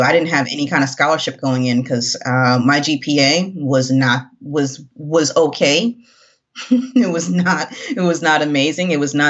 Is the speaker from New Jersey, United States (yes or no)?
yes; New Jersey, United States; initially, I'm from New Jersey. So I have a ton of family as well in New Jersey.